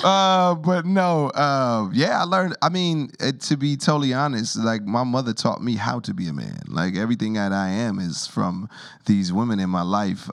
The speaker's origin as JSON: {"language": "English", "town": "Rialto", "region": "California", "country": "United States", "tie": "born or raised there", "also_born_or_lived": "Harlem, New York", "said": "I grew up in Rialto, California"}